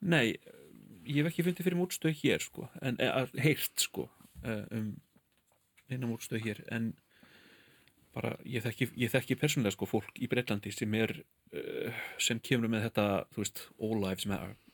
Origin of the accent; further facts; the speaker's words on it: London, United Kingdom; now in Iceland; sem kvítur maður sem ólst upp í London og flutti til Íslands